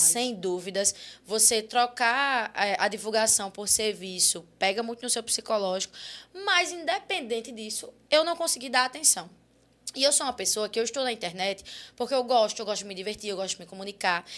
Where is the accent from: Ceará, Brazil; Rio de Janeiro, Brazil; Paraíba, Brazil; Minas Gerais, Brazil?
Paraíba, Brazil; Guarabira; moved away as an adult; eu saí de Guarabira, que é minha cidade natal